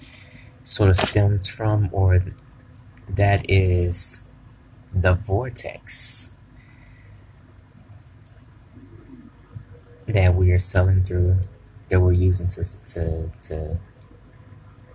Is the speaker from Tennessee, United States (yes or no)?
yes; Tennessee, United States; I'm from Tennessee